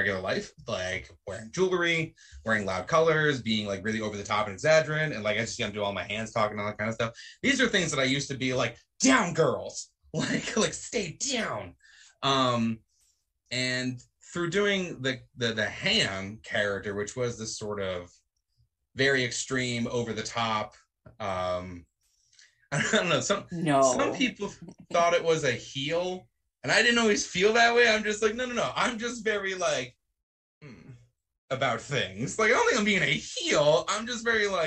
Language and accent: English; New England, United States; I am from New England